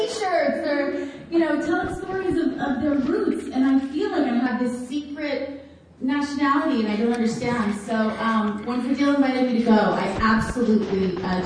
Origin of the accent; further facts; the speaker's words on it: Boston, Massachusetts, United States; I grew up in Boston